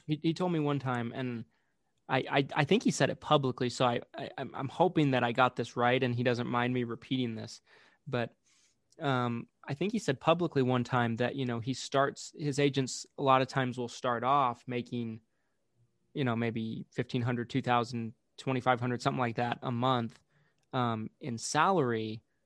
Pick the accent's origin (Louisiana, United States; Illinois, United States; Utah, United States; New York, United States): Utah, United States; I was from Utah, I was from out of state